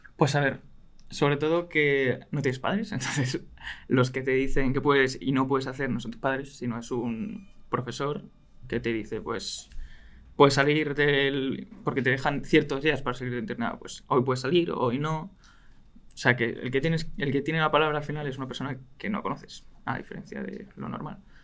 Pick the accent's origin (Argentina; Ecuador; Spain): Spain; Madrid, Community of Madrid; soy de aquí, de Madrid soy de Madrid, vivo en Madrid toda mi vida